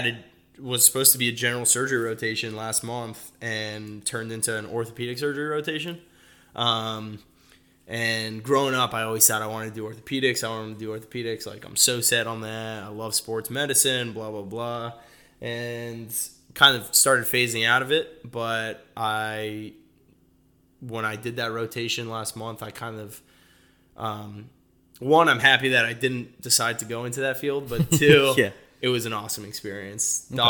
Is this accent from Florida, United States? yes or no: yes; Fort Lauderdale, Florida, United States; Originally from Fort Lauderdale. My family is originally from Peru.